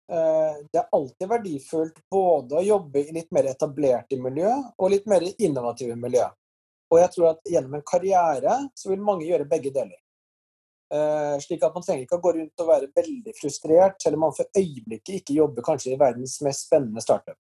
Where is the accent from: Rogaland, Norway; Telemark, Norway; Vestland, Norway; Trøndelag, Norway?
Trøndelag, Norway; Trondheim; men for meg så var det jo slik at jeg vokste opp i Trondheim rett siden av NTH, NTNU.